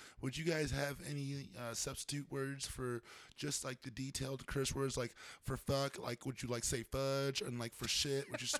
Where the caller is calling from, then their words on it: Massachusetts, United States; Massachusetts. We are the home nation of masturbation, and we Massachusetts all day.